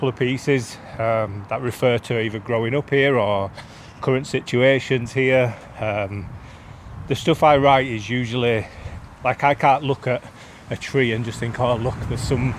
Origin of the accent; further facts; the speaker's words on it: Leeds, Yorkshire and the Humber, United Kingdom; growing up in Beeston